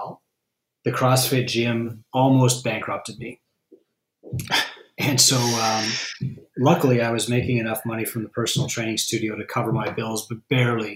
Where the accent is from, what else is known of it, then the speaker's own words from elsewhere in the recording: Canada; also born or lived in United States; I'm from Canada